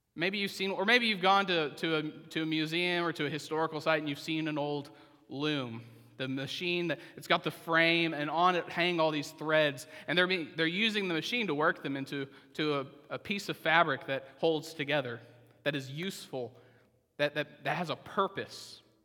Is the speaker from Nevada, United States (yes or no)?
no; Oklahoma, United States; I'm from Oklahoma